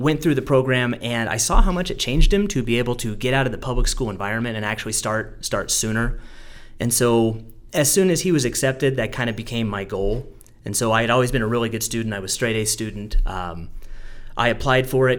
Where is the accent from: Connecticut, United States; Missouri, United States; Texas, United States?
Missouri, United States; I grew up in a really rural community in Missouri